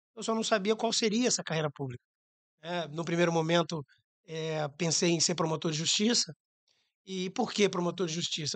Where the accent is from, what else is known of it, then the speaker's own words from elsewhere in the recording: Jaú, São Paulo, Brazil; moved away as an adult; also born or lived in Cascavel, Paraná; now in Rio de Janeiro, Brazil; Cascavel é meu nascimento. Mas é, a família migra para o interior de São Paulo, a cidade de Jaú, próximo a Bauru, onde fiz faculdade de Direito